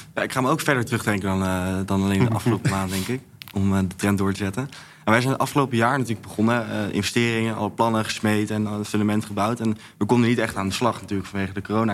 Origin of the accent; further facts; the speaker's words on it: Bergen op Zoom, North Brabant, Netherlands; now in Amsterdam, Netherlands; ik ben geboren in Berg op Zoom